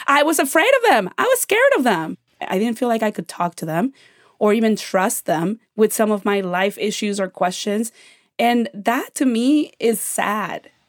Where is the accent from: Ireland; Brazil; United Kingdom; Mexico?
Mexico; born or raised there; now in United States